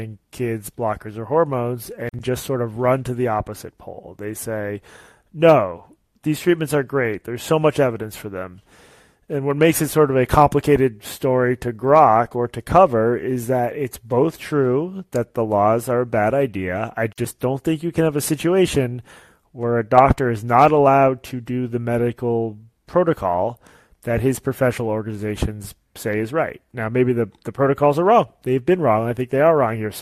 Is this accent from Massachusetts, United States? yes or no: yes; Boston, Massachusetts, United States; Boston, which is my hometown